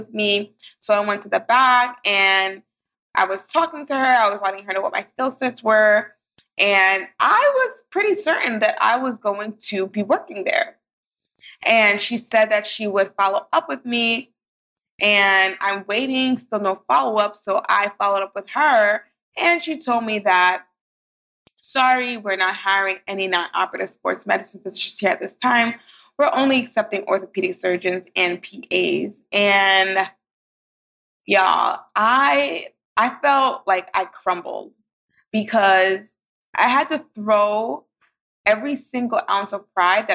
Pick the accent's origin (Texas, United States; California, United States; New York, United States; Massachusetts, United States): New York, United States; New York City; I grew up in Brooklyn